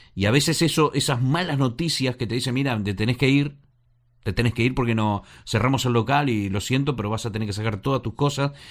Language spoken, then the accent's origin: Spanish; Argentina; moved away; los que venimos de Argentina